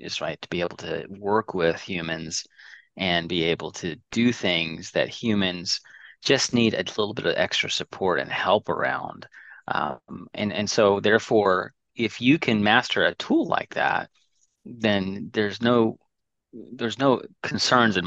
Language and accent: English; Dallas, Texas, United States; also born or lived in Indiana; I'm Dallas, Texas. I was born in Indiana, of all places, but moved here when I was three